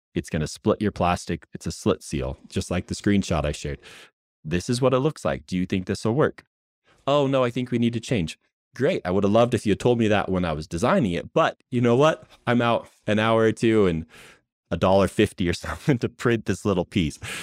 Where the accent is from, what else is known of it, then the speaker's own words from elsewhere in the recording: United States; moved away as an adult; also born or lived in West Coast; now in Utah, United States; before I moved out to Utah, I was out where I grew up in Washington, in Oregon